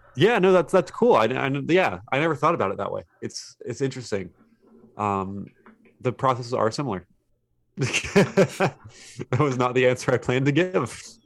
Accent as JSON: {"language": "English", "town": "Fairmont", "region": "West Virginia", "country": "United States", "said": "I'm from Fairmont, West Virginia. It's a small place."}